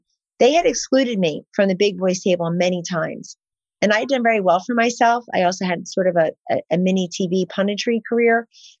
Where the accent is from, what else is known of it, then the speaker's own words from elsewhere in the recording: Camden, New Jersey, United States; I'm a Jersey girl, South Jersey. I was born in Camden, New Jersey, outside of Philadelphia, Megan. And then I was raised in a very unconventional household